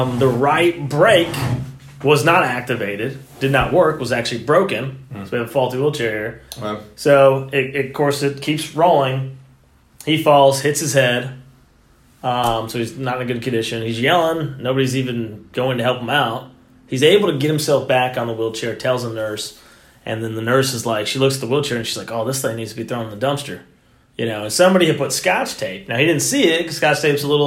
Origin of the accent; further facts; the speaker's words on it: Texas, United States; moved away as an adult; also born or lived in Venice, Florida; now in St. Petersburg, United States; I am from Texas. As Texans